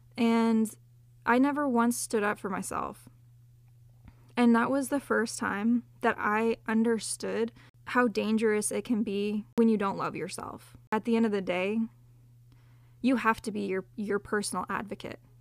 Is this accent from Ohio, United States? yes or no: no; Southern California, United States; I grew up in Southern California